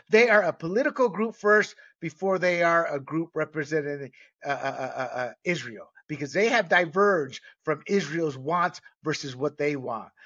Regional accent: Panama; moved away; I was born and raised in Panama

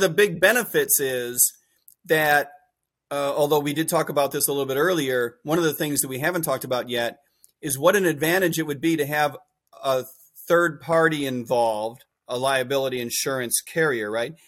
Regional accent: Chicago, Illinois, United States; I grew up in Chicago

